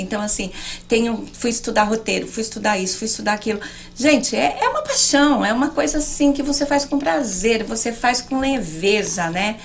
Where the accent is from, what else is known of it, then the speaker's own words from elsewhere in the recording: Americana, São Paulo, Brazil; moved away as an adult; also born or lived in Alphaville; now in Miami, United States; eu sou de Americana, bem longe